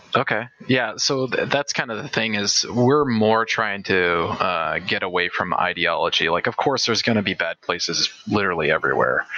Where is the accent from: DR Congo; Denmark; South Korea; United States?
United States; California; moved away; also born or lived in Washington; we're coming from Washington and originally from California